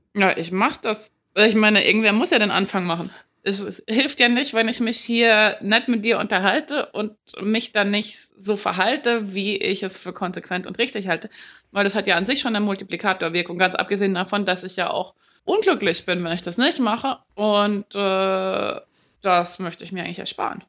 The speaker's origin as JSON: {"language": "German", "region": "West Germany", "country": "Germany", "said": "ich komme ursprünglich aus Westdeutschland"}